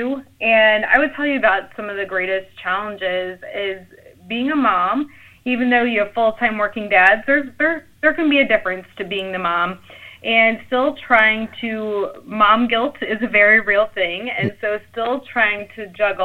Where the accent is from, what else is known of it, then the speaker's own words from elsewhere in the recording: St. Louis, Missouri, United States; I'm from the St. Louis area